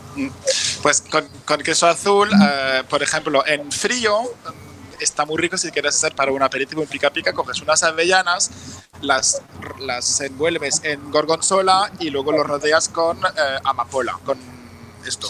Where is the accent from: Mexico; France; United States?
France; Spanish is a second language; moved away as an adult; now in Barcelona, Spain; yo soy francés